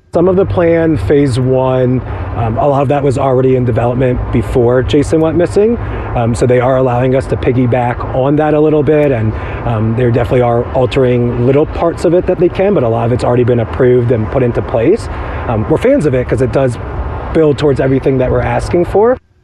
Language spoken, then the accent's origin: English; Utah, United States; We're all from Utah